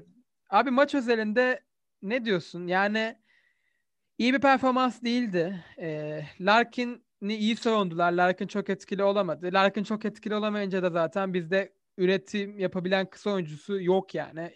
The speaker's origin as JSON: {"language": "Turkish", "country": "Turkey", "said": "bir Türk olarak"}